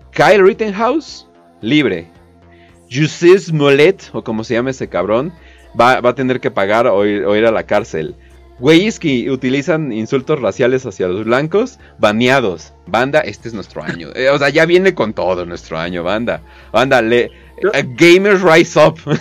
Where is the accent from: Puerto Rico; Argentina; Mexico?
Mexico; soy de México, soy preto